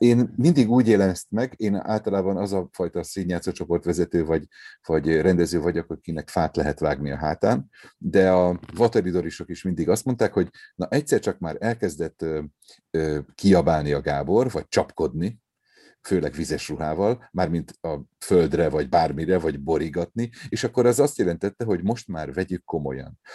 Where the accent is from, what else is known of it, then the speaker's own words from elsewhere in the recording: Gödöllő, Pest, Hungary; also born or lived in Szeged; én mivel a Gödölői Petőfi Sándor művelődési házban nőttem föl